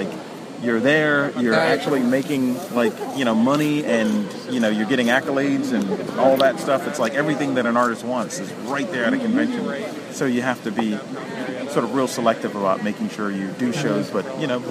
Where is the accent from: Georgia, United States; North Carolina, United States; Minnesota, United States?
Georgia, United States; Atlanta; Yeah, I'm from Atlanta, mm-hmm. and so I'm about, like, maybe... almost 2 hours away from here